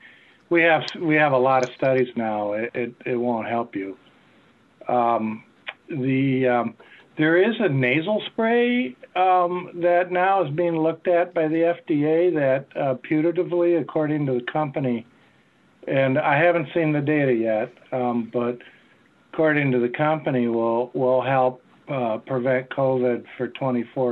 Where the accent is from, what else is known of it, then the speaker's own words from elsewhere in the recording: Wisconsin, United States; now in North Carolina, United States; growing up in Wisconsin